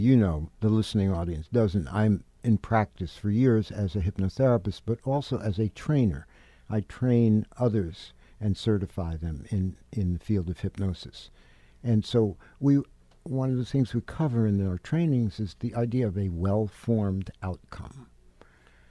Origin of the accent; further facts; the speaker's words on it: New York City, New York, United States; moved away as an adult; also born or lived in Manhattan, New York; now in Catskills, United States; I spent my formative years, as they like to say, in the Bronx and Manhattan